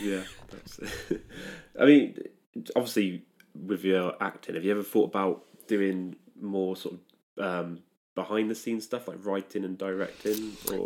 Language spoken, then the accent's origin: English; Stratford-upon-Avon, West Midlands, United Kingdom; I'm, I'm, I'm from Stratford upon Avon